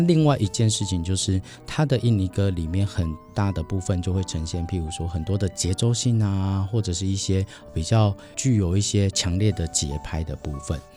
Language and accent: Chinese; Penghu County, Taiwan; moved away; 我的家乡在，呃 在，在澎湖。嗯。对，我的老家澎湖其实没有什么太多的光害